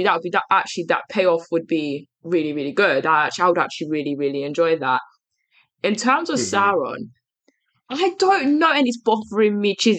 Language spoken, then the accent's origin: English; London, United Kingdom; I was born in East London